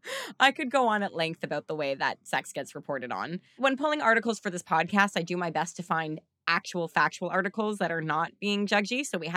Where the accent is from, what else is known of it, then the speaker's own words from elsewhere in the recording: Canada; it's also me and I'm Canadian.